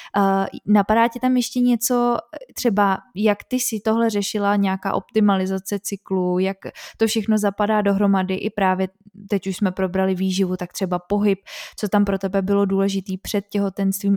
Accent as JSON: {"language": "Czech", "country": "Czechia", "said": "u nás v Čechách, asi jak jsme tady dlouho měli komunismus"}